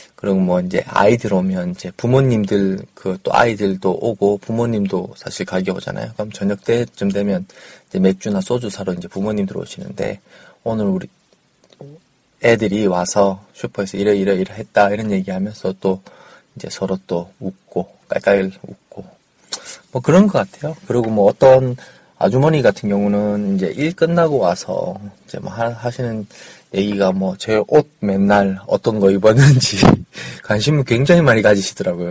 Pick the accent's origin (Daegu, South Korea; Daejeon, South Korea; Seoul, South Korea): Daegu, South Korea; moved away; 원래 이제 고향이 대구잖아요. 대구에서 올라와서 4년 정도 이 아파트, 이 동네에서 살았는데